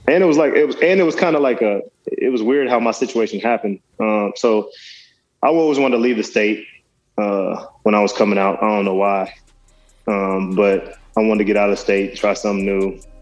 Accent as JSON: {"language": "English", "town": "Dallas", "region": "Texas", "country": "United States", "tie": "born or raised there", "also_born_or_lived": "West Virginia", "said": "I got to Dallas at, at that age, and kind of that's where I, I did mo- most of my growing up"}